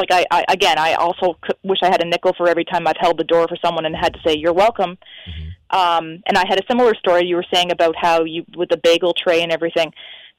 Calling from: Niagara Falls, Ontario, Canada; I'm calling from Niagara Falls, Canada

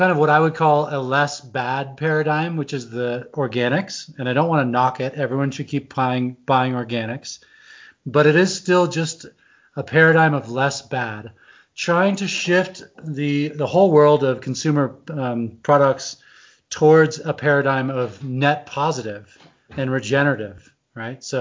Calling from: Idaho, United States; I am in Teton Valley, Idaho, and we have two feet of snow in our front yard.

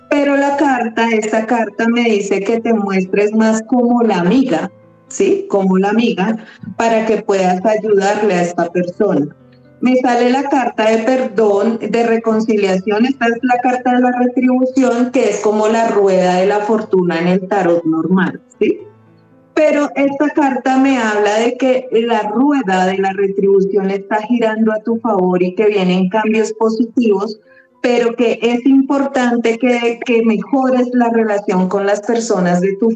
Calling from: Colombia

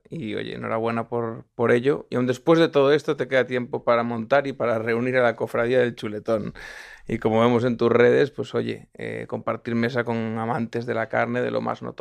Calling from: Tui, Galicia, Spain; de Tuy, en la provincia de Pontevedra.

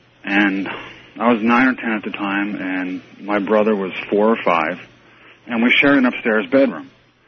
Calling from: Fairborn, Ohio, United States; also born or lived in Edison, New Jersey; I'm calling from Fairborn, Ohio.

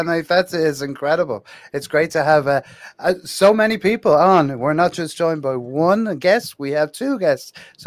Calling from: Dublin, Leinster, Ireland; I'm over here in Ireland, so you'll have to come over and see us sometime. I'm in Dublin in Ireland, yeah.

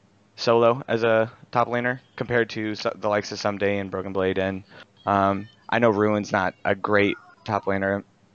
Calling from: Kansas City, Missouri, United States; Kansas City, Missouri.

